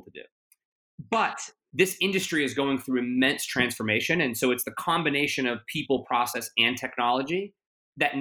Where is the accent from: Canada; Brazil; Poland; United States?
United States; I'm very proud of being American